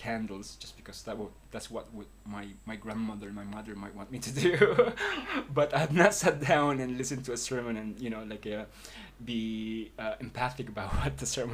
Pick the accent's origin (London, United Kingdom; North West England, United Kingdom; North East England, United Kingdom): London, United Kingdom; moved away as an adult; also born or lived in Philippines; now in Sitges, Spain; having grew up in London